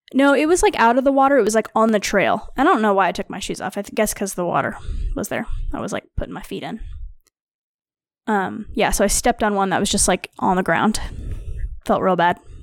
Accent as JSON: {"language": "English", "region": "Missouri", "country": "United States", "tie": "born or raised there", "said": "I am from Missouri, which is just south"}